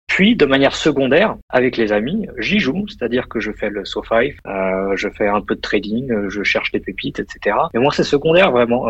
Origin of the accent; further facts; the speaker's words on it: France; moved away as an adult; also born or lived in United States; now in Luxembourg; je suis né en France